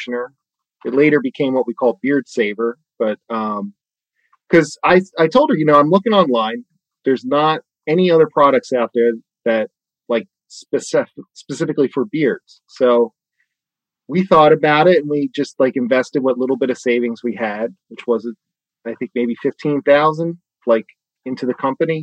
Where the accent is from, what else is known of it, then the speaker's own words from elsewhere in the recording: Bucks County, outside Philadelphia, Pennsylvania, United States; moved away as an adult; also born or lived in Pittsburgh / New York; I'm from Bucks County, right outside of Philly